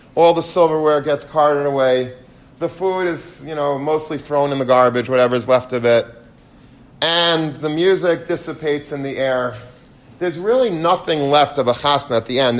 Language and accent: English; United States; I'm American